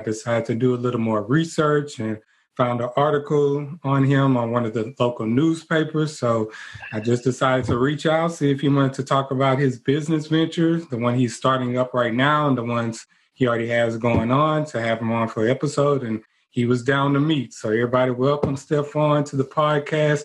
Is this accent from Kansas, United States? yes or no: no; Port Arthur, Texas, United States; my hometown. Okay. Another type of PA, Port Arthur, Texas.